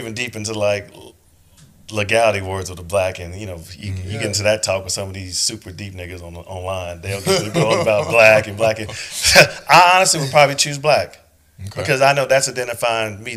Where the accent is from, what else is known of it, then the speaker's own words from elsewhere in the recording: Okmulgee, Oklahoma, United States; moved away as an adult; now in Atlanta, United States; my hometown of Okmulgee